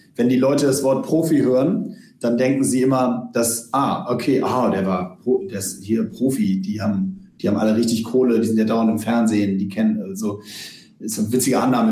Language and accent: German; Hamburg, Germany; wir sind zusammen aufgewachsen im UAC, im, im Uhlenhaus Hockey Club in Hamburg